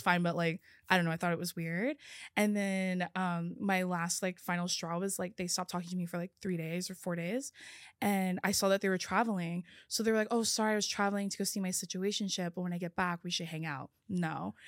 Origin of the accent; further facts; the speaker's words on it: California, United States; also born or lived in Oregon; I grew up in California